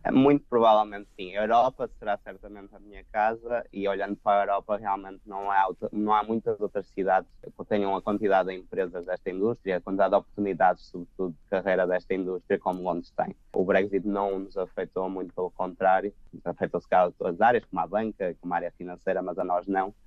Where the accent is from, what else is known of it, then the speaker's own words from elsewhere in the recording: Portugal; moved away as an adult; also born or lived in Porto / Lisbon; now in London, United Kingdom; Portugal eh, é o nosso país, será sempre a nossa casa